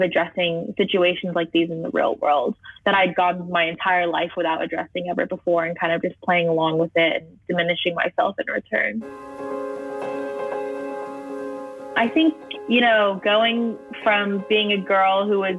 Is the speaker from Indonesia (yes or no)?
no; Fairfax, Virginia, United States; I'm 17, and I'm from Fairfax, Virginia